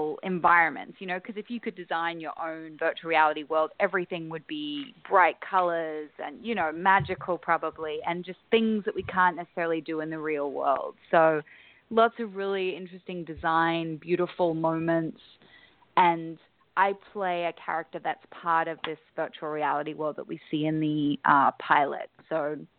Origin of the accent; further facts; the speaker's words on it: Australia; I'm obviously Australian